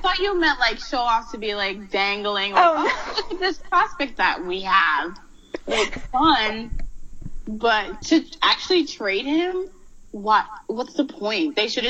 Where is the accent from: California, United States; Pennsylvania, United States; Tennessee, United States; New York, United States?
New York, United States; I'm from New York.